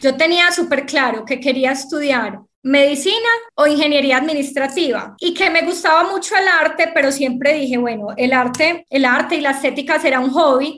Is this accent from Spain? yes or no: no; Medellín, Antioquia, Colombia; accent: paisa; also born or lived in Sahagún, Córdoba; crecí y estudié en Medellín, tanto el colegio como la universidad